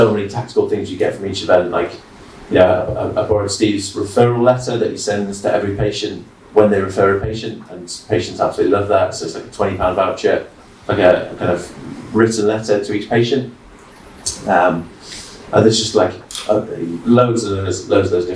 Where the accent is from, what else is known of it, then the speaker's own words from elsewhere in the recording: York, Yorkshire and the Humber, United Kingdom; moved away; I'm from York originally